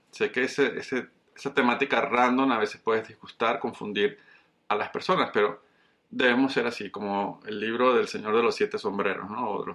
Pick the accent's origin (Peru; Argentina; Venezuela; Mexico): Venezuela; moved away as an adult; also born or lived in Colombia / Caracas, Venezuela; now in Coral Springs, United States; soy un colombiano criado en Venezuela